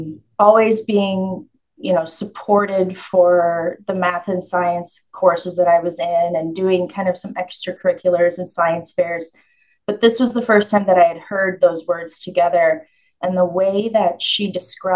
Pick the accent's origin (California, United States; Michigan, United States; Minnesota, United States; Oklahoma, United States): Minnesota, United States; Rochester; also born or lived in Fort Bragg, North Carolina; soon after that, we moved to Minnesota. And I grew up in the Rochester, Minnesota